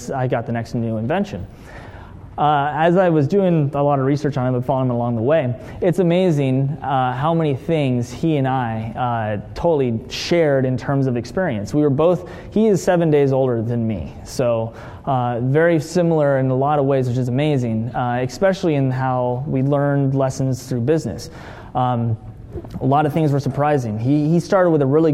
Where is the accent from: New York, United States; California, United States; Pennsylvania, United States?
California, United States; Hermosa Beach; I grew up in Hermosa Beach, down south from here, born in 84